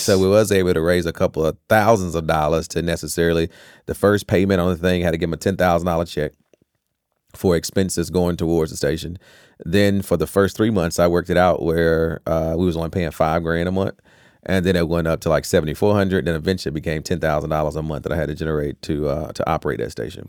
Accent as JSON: {"language": "English", "town": "Rocky Mount", "region": "North Carolina", "country": "United States", "tie": "born or raised there", "also_born_or_lived": "Tarboro, North Carolina", "said": "that's actually where I was physically born at, but I'm always been a Rocky Mountain kid"}